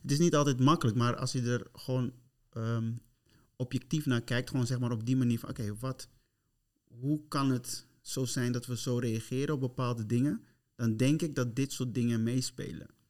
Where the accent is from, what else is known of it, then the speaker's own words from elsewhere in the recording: Curaçao; ik ben van Curaçao